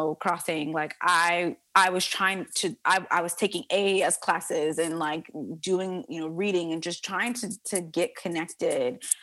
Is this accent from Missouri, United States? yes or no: no; New York City, New York, United States; this girl born and raised in the Bronx